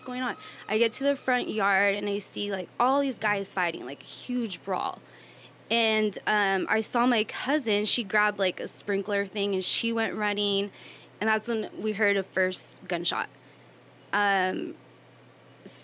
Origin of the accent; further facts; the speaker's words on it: Escondido, California, United States; also born or lived in Indio, California; I'm born and raised in Escondido, California